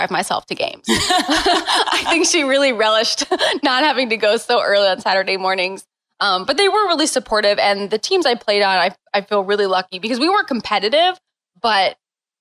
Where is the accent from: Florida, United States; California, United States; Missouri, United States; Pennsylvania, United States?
Missouri, United States; St. Louis; So I grew up in St. Louis and just growing up in St. Louis, part of that is just you play soccer